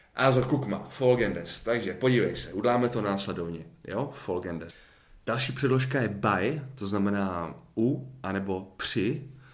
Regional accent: Czechia; já jako Čech

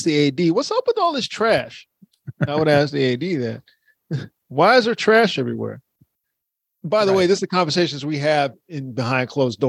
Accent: Baltimore, Maryland, United States; I'm from Baltimore. We didn't snitch.

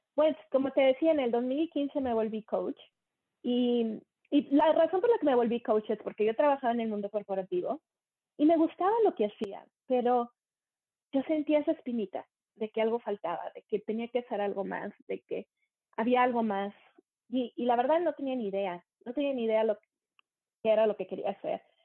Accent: Monterrey, Nuevo León, Mexico; moved away as an adult; also born or lived in Germany / United States / England; now in Canada; crecí en Monterrey, México. Y dejé Monterrey, México en el 95

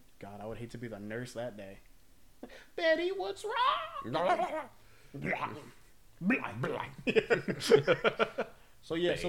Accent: Newport News, Virginia, United States; I'm from Newport News. From Newport, yeah, News.

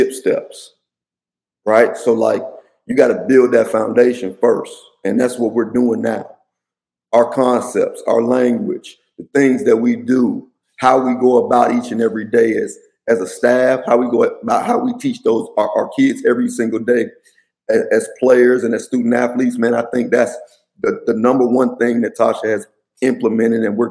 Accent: Miami, Florida, United States; now in Washington, D.C. area, United States; I'm from Miami. We played on double rims in middle school

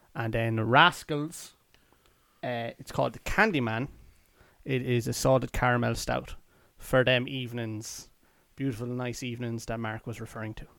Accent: Athlone, Leinster, Ireland; we're from Athlone

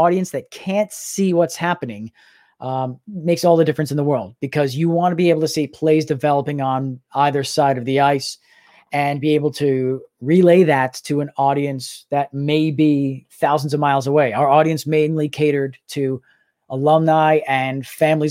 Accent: New York City, New York, United States; moved away as an adult; also born or lived in Boston, Massachusetts; I grew up in Staten Island listening to WFAN on the radio

